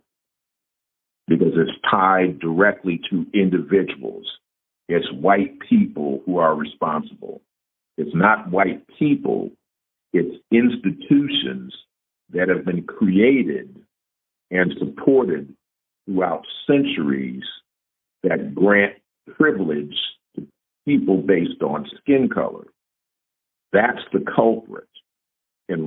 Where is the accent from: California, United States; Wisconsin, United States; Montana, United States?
California, United States; Vallejo; I grew up in one in Vallejo